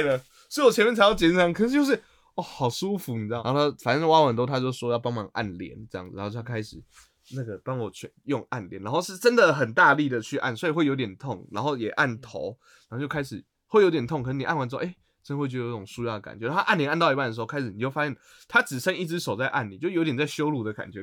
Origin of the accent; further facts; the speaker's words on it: Taipei, Taiwan; 身为台北人